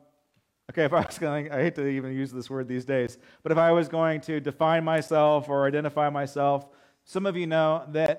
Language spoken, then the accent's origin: English; Alta Loma, California, United States; growing up in Altaloma, not a whole lot